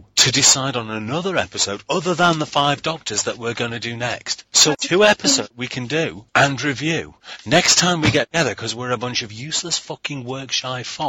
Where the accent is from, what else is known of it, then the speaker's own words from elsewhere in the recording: United Kingdom; We're British.